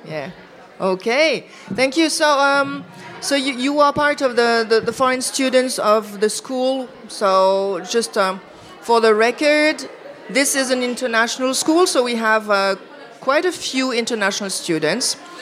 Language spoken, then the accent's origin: English; Iași, Iași County, Romania; English is a second language; I'm from Romania, uh, from a city in the eastern part of Romania, which is called Iași.